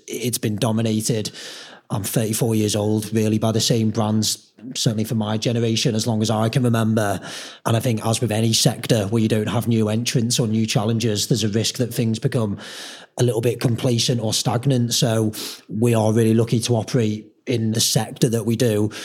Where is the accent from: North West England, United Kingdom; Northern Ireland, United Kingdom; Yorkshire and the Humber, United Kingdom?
North West England, United Kingdom; Merseyside; we're from Merseyside